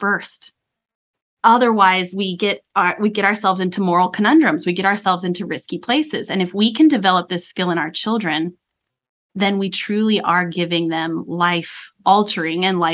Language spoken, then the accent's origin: English; Colorado, United States; I grew up in Colorado